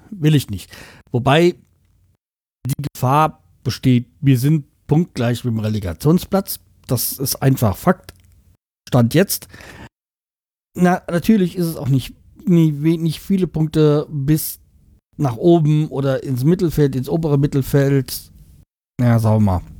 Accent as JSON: {"language": "German", "region": "Bremen", "country": "Germany", "said": "dass wir als Bremer ja nicht gerne den Trainer rausschmeißen und eigentlich auch darauf stolz sind, dass bei uns nicht jedes Jahr ein neuer Trainer kommt."}